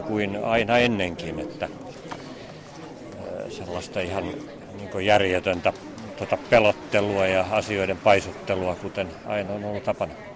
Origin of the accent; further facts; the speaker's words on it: Pori, Satakunta, Finland; Itsekin olen Porista